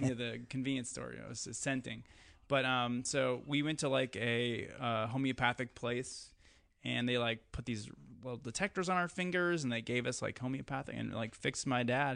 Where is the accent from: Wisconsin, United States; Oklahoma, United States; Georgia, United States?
Wisconsin, United States; Eau Claire; moved away; growing up in Wisconsin